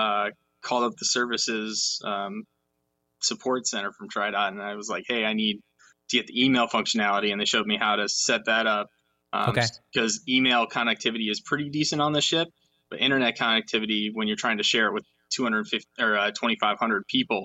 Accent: Seattle, Washington, United States; I grew up in Seattle. Or near Seattle, and every year there's this festival called Seafair.

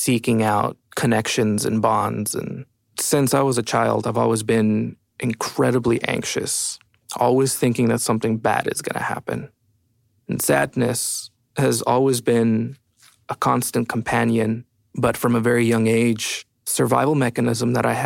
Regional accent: El Paso, Texas, United States; moved away as an adult; now in Austin, United States; I'm from originally El Paso, Texas, and I've been in Austin for about 8 years

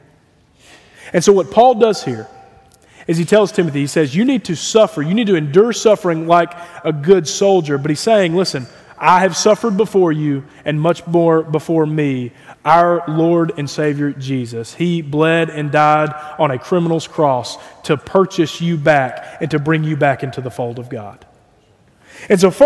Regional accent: United States; as American evangelicals

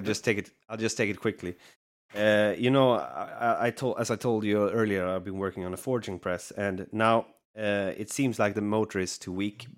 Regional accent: Sweden; Sweden, so you're very close to my home country

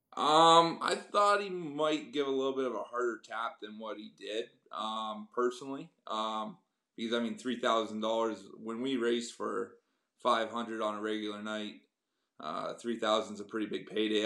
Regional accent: Kingston, Ontario, Canada; moved away as an adult; now in Cambridge, Canada; I grew up around the Kingston area

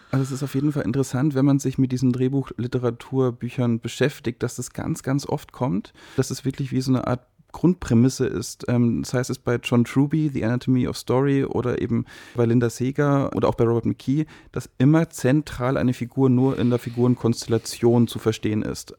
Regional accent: Germany; wir uns als Deutsche

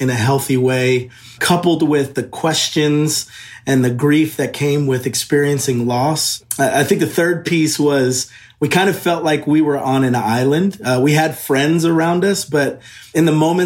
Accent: New Jersey, United States; moved away as an adult; also born or lived in Virginia / Nashville, Tennessee / California; now in Franklin, United States; I grew up in New Jersey, was there until I graduated high school

